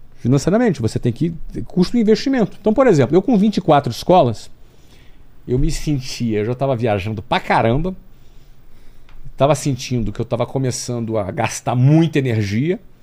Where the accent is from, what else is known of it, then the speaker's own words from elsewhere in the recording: Rio de Janeiro, Brazil; moved away as an adult; Sou do Rio de Janeiro